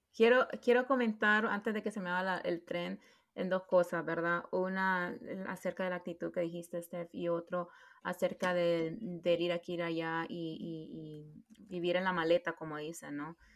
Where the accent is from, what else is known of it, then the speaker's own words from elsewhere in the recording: Honduras; moved away as an adult; yo siempre sentí de que no iba a regresar a Honduras en el sentido de vivir